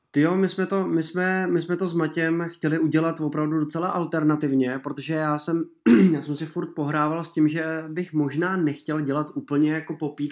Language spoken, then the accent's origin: Czech; Mělník, Central Bohemian Region, Czechia; now in Prague, Czech Republic; Já jsem z Mělníka původem, ale žiju teda už nějaký ten pátek v Praze